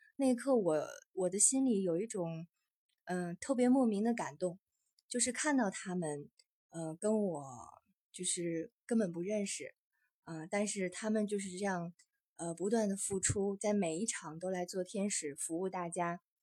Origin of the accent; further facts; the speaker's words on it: northern China, China; 因为我也算是土生土长的北方人 从小是在北方长大